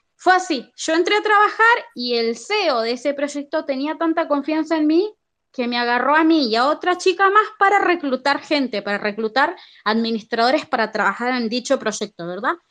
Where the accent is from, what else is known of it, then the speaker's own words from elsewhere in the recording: Argentina; yo como soy argentina